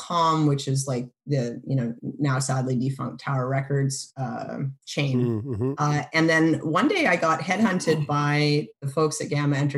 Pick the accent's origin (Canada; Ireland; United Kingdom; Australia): Canada; moved away as an adult; also born or lived in Boston, United States; now in United States; I was born in Boston, but I really spent most of my life in Canada. I grew up in Canada.